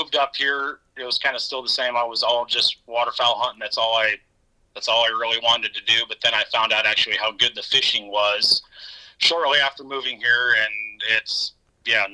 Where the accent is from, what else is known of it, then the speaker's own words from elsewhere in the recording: Lexington, Nebraska, United States; moved away as an adult; now in Brookings, United States; Lexington's my hometown